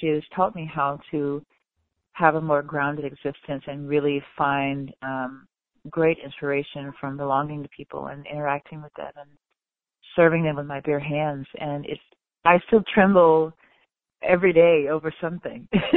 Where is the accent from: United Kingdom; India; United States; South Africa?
United States; the South; now in Chicago, United States; as a Southerner